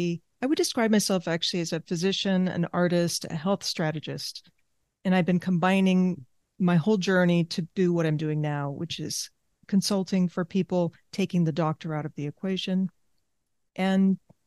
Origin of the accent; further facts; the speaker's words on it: Argentina; born there; I grew up in different cultures. I was born in Argentina. The past generations have come from other countries. So I have that background, multiple languages.